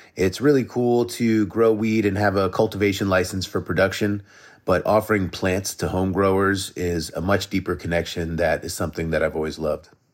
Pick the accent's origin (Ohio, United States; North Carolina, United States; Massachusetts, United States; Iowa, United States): Massachusetts, United States; Massachusetts outside of Boston, United States; moved away as an adult; now in Vermont, United States; I grew up in Massachusetts outside of Boston